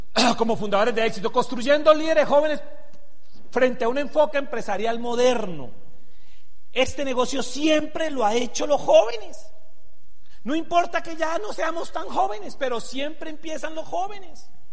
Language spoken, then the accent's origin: Spanish; Venezuela; also born or lived in Santander, Colombia; now in Colombia; Soy venezolano, tengo cédula venezolana